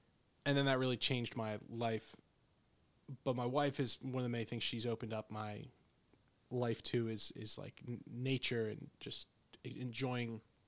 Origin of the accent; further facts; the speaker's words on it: Pennsylvania, United States; You know, growing up in the Poconos, there's critters all over the place.